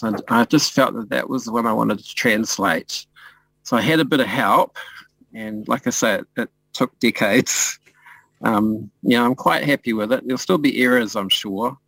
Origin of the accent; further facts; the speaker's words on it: New Zealand; being a Māori person in Aotearoa, you know, Aotearoa New Zealand